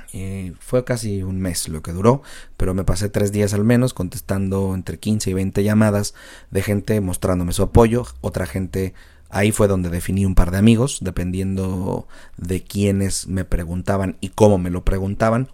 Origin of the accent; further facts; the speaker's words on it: Mexico; como mexicanos